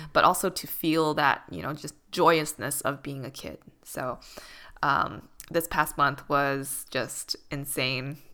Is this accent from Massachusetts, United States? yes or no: yes; Boston, Massachusetts, United States; moved away as an adult; now in Los Angeles, United States; growing up in Boston